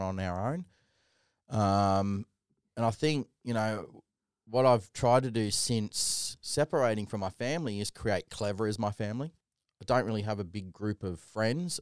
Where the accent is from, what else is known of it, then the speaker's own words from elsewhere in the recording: Sydney, New South Wales, Australia; Little white kid growing up in Canley Vale, you know, the typical family, the fibro home